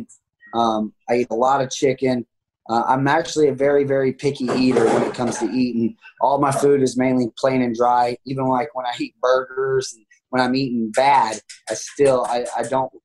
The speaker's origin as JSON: {"language": "English", "town": "Tulsa", "region": "Oklahoma", "country": "United States", "tie": "born or raised there", "said": "I stayed here in Tulsa, Oklahoma, my hometown"}